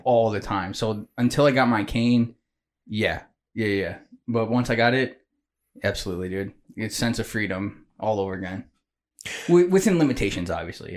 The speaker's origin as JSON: {"language": "English", "town": "Manteno", "region": "Illinois", "country": "United States", "tie": "born or raised there", "said": "I grew up in Mantino"}